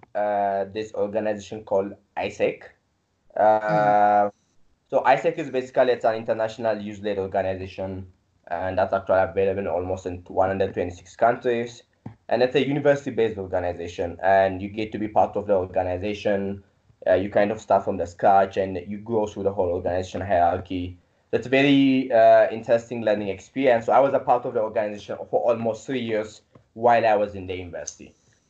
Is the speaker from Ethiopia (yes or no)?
yes; Addis Ababa, Ethiopia; also born or lived in India; I'm from Ethiopia, Addis